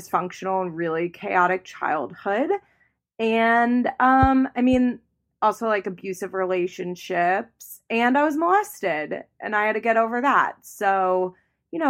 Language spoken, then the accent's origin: English; outside of Philadelphia, Pennsylvania, United States; moved away as an adult; also born or lived in Florida; I am from outside of Philadelphia, from like the Philly suburbs